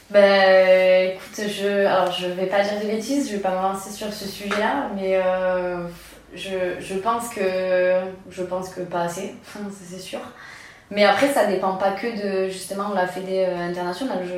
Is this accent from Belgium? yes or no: no; Nouvelle-Aquitaine, France; Bah voilà, je suis basque, je suis attachée ici.